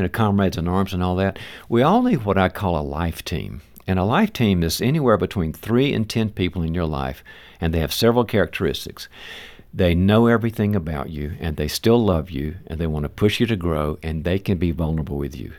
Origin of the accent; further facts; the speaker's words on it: the South, United States; moved away; I'm originally from the South